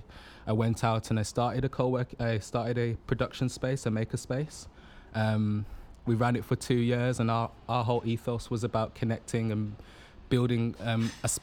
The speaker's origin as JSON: {"language": "English", "town": "Birmingham", "region": "West Midlands", "country": "United Kingdom", "said": "I'm from Birmingham"}